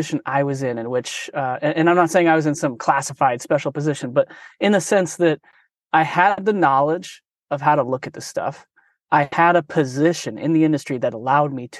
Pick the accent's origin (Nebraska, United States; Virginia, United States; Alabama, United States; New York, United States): Nebraska, United States; Omaha; now in San Francisco, United States; I'm from Omaha, Nebraska originally